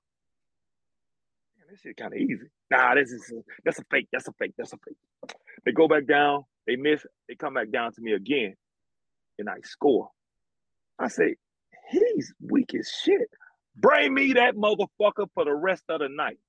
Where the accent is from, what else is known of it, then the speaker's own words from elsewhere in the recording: Montgomery, Alabama, United States; moved away as an adult; also born or lived in Bloomington, Indiana; I'm from Montgomery.